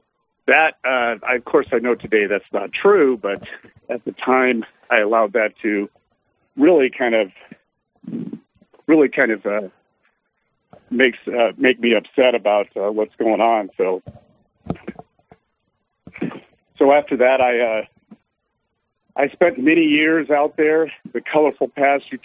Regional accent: California, United States; I was actually born and raised in California

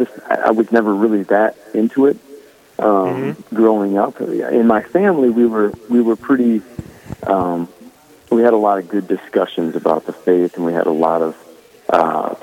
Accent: Mankato, Minnesota, United States; I grew up in Mankato

